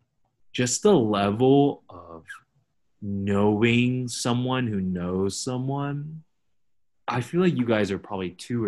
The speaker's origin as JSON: {"language": "English", "town": "Fremont", "region": "California", "country": "United States", "tie": "born or raised there", "said": "growing up in Fremont, like, Indian people are tight."}